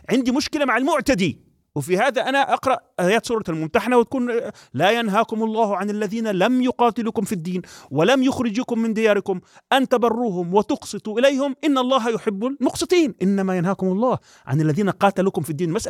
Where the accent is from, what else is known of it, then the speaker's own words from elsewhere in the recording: Palestine; يعني أنا كفلسطيني أو كشعب فلسطيني